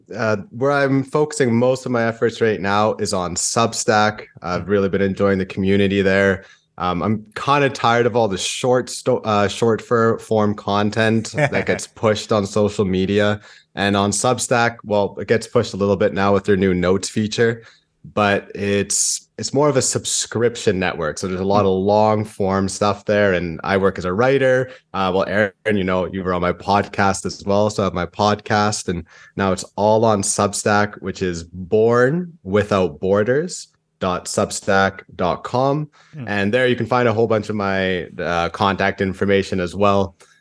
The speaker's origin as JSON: {"language": "English", "region": "British Columbia", "country": "Canada", "tie": "born or raised there", "also_born_or_lived": "Santiago, Chile", "said": "And then I was born in Santiago, and then first kid. So kind of panicked, and they're like, okay, well, we want to go somewhere that's wild, but safe. And then someone told them British Columbia. And they're like, all right, we'll go to British Columbia then."}